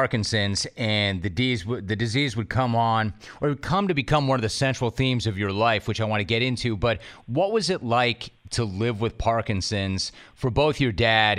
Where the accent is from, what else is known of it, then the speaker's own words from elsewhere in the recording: Los Angeles, California, United States; I grew up in Los Angeles